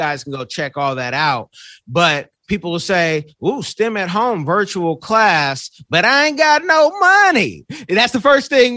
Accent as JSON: {"language": "English", "town": "Oakland", "region": "California", "country": "United States", "said": "I'm from Oconda"}